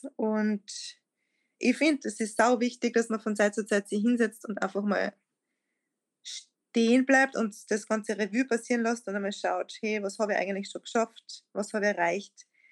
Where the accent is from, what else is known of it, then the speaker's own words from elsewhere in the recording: Lieboch, Styria, Austria; also born or lived in Graz; meinem Heimatort in Liebach, wo ich aufgewachsen bin